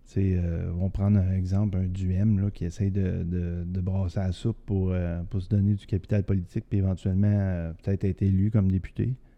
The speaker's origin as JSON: {"language": "French", "town": "Quebec City", "region": "Quebec", "country": "Canada", "said": "je viens de Québec, je connais la région de Québec"}